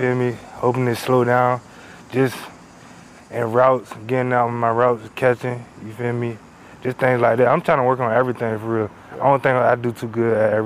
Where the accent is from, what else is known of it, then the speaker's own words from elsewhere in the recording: Norfolk, Virginia, United States; moved away as an adult; now in State College, United States; I'm from Norfolk